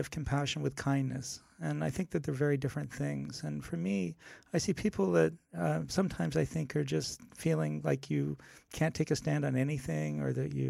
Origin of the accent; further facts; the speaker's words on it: Canada; now in Los Angeles, United States; I'm Canadian as opposed to American